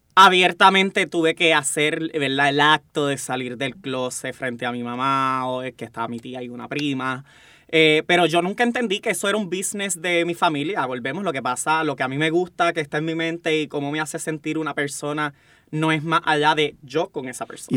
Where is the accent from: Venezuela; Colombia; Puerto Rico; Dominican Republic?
Puerto Rico; Bayamón; vengo del campo de Bayamón, orgullosamente, este, tuve una crianza